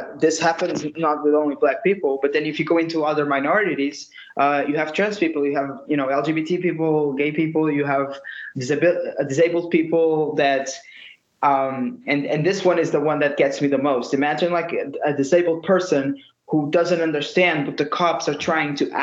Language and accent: English; Lisbon, Portugal; I'm from Portugal, as I already said, from Lisbon, the capital